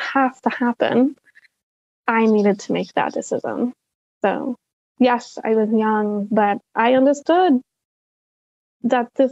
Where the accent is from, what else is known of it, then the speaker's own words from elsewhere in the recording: Salt Lake City, Utah, United States; I grew up in Salt Lake City, Utah